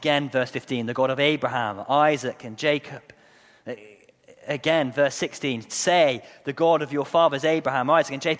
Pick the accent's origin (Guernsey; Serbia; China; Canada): Guernsey; moved away; I was born in Guernsey, not Jersey.